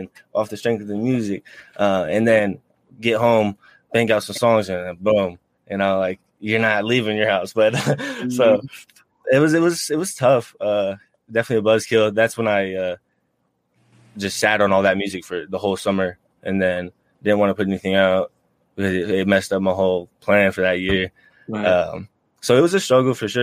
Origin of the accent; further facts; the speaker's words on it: Tucson, Arizona, United States; I'm from Tucson